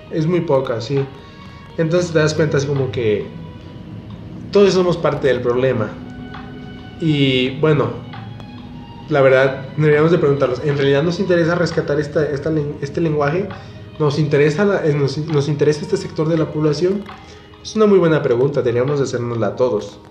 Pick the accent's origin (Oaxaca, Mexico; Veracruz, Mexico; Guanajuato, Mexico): Guanajuato, Mexico; nosotros somos de Guanajuato.